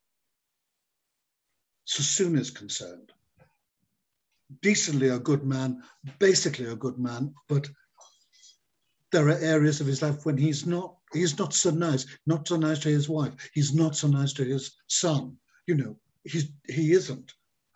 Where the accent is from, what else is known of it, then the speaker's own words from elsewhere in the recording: Liverpool, North West England, United Kingdom; I come from Liverpool and I'm Irish